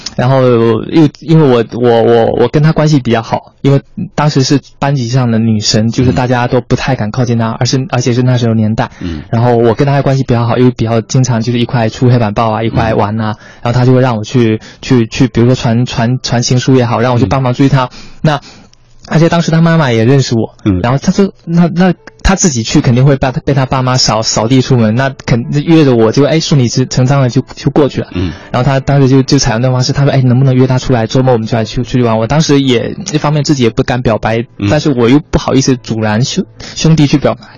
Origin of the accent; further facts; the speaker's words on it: Quanzhou, Fujian, China; moved away; 我是泉州人，是闽南人